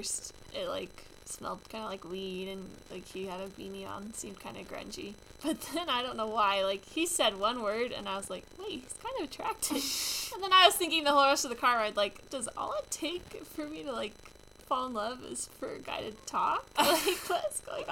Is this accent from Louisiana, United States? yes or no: no; Utah, United States; we're from Utah